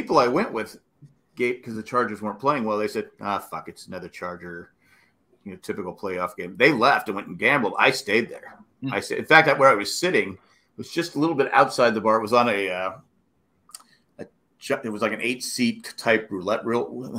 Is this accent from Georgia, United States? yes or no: no; Erie, Pennsylvania, United States; I'm from Erie, PA.